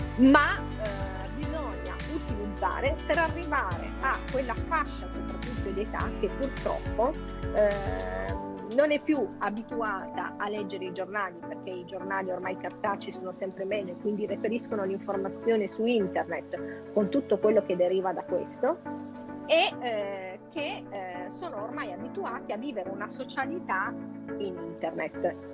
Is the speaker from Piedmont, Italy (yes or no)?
yes; Turin, Piedmont, Italy; io sono torinese